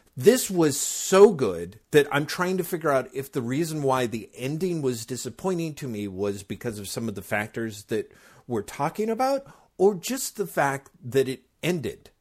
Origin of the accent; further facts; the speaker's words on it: United States; as an American comics reader